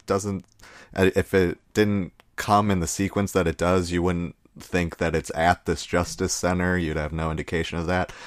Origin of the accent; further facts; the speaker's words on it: United States; us growing up in America.